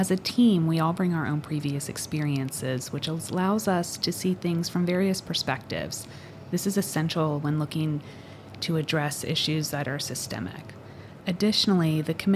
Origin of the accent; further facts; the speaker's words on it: Northern Virginia, United States; moved away as an adult; also born or lived in North Carolina / Shenandoah Valley, Virginia; now in Syracuse, United States; I am originally from Northern Virginia, just outside of Washington, D.C.